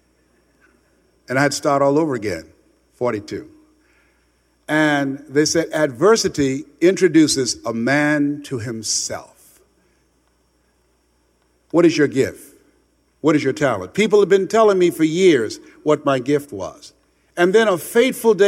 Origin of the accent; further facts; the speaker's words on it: Miami, Florida, United States; moved away as an adult; also born or lived in Columbus, Ohio; went back to Miami, Florida, where I was born and raised in Liberty City in Overtown